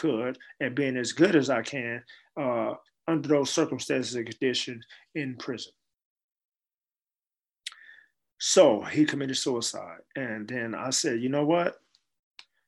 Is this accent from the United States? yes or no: yes; San Francisco, California, United States; also born or lived in Chicago, Illinois; as a child growing up in San Francisco